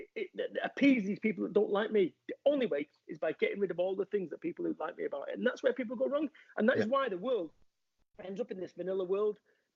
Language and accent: English; Salford, North West England, United Kingdom; I am from Salford, Manchester